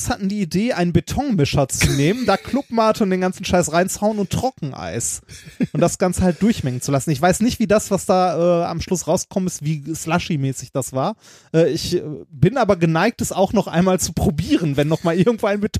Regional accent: Gelsenkirchen, North Rhine-Westphalia, Germany; Ich komme auch aus Gelsenkirchen.

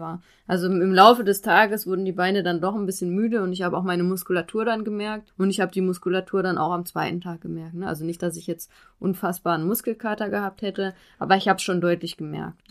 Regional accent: Xanten, North Rhine-Westphalia, Germany; now in Dresden, Germany; in meiner Heimat, also oder ganz nah an meiner Heimat dran. In Xanten bin ich zur Schule gegangen

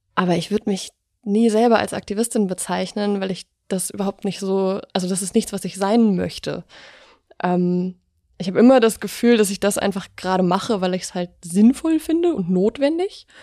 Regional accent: near Dresden, Saxony, Germany; ich bin in der Nähe von Dresden aufgewachsen

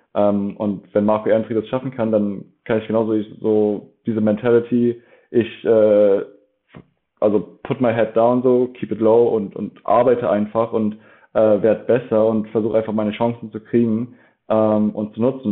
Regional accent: Dresden, Saxony, Germany; moved away; also born or lived in Leipzig; bin ursprünglich aus Dresden. Ähm, und da habe ich auch sehr lange Football gespielt. Also da habe ich wirklich, ich habe mit neun Jahren bei den Dresden Marlies angefangen

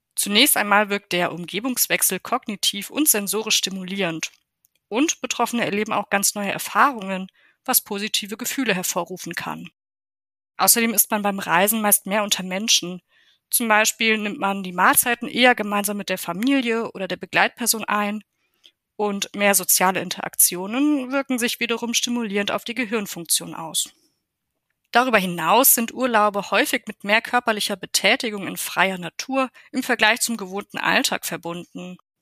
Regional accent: Germany; Bei uns in Deutschland

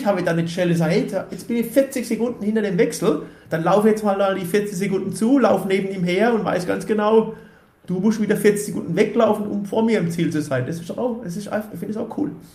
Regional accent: Ubstadt-Weiher, Baden-Württemberg, Germany; ich komme aus, aus Upstadt-Weiher, Wer sich ein bisschen auskennt, das ist vom Hockenheimring 20 Kilometer weg. So, somit gehört der Hockenheimring auch so ein bisschen zu meiner, zu meiner Heimat

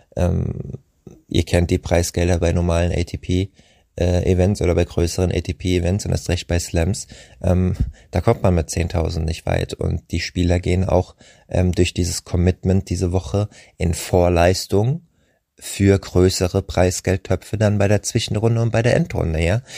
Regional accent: Rheingau, Hesse, Germany; aus meiner Heimat im Rheingau

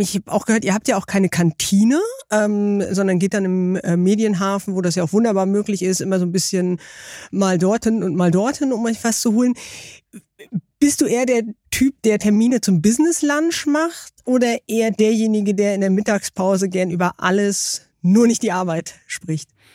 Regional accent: Baltic coast, Germany; Ich bin an der Ostsee aufgewachsen

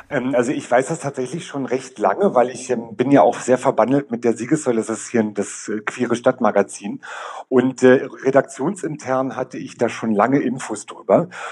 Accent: Berlin, Germany; Ich komme aus Berlin, bin seit 15 Jahren in der Drag-Szene unterwegs

